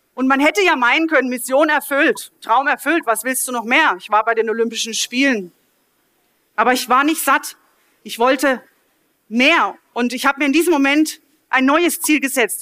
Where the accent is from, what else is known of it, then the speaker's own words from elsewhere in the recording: Mahlberg, Baden-Württemberg, Germany; also born or lived in Offenburg; in meiner Heimatgemeinde in Malberg